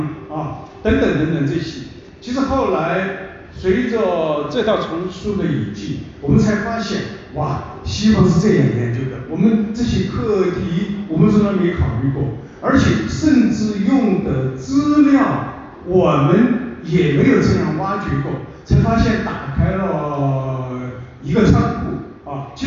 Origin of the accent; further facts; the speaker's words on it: China; first language Chinese; moved away as an adult; also born or lived in United States / Japan; 在我九一年到美国以后，其实我每次回国的话